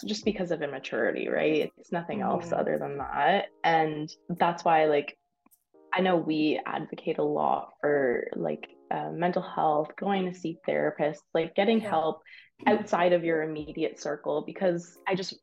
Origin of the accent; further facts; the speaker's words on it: Windsor, Ontario, Canada; moved away as an adult; also born or lived in London, Ontario; I'm from Windsor